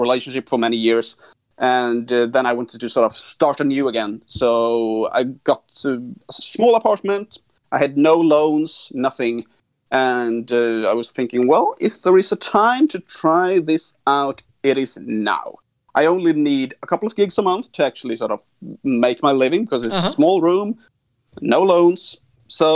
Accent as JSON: {"language": "English", "country": "Sweden", "said": "I'm from Sweden. I'm actually half Swedish, half American, half Irish"}